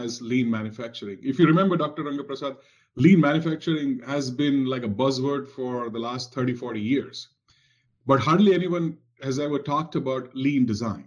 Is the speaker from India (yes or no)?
yes; India; moved away as an adult; now in Cincinnati, United States; Growing up in India in the 70s and 80s